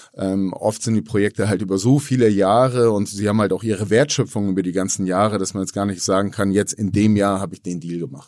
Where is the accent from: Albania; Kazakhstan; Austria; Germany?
Germany; Hamburg; alle sind hier schon geboren in Hamburg